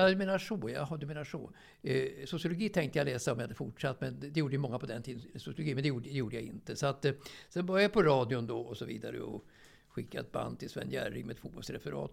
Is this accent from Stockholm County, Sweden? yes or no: yes; Stockholm, Stockholm County, Sweden; also born or lived in Björkhagen; jag är ju uppväxt i, i, i Årsta egentligen.